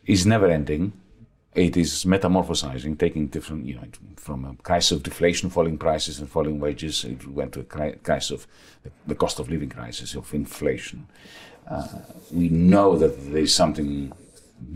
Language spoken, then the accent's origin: English; Greece; moved away; also born or lived in Australia; I was also shifting from Australia to my home country, Greece